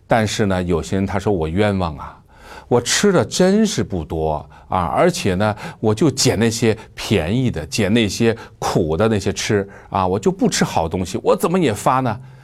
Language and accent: Chinese; China; 我们中国人一个习惯啊